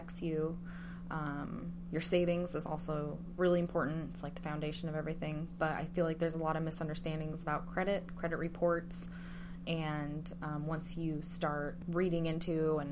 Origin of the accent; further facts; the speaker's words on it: Clatskanie, Oregon, United States; I grew up in Clatskanie